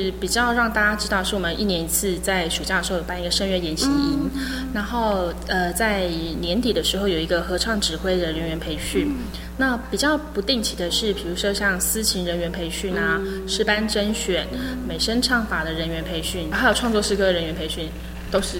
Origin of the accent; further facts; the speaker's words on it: Hualien County, Taiwan; 我从小在花莲长大，是原属花莲的北埔教会。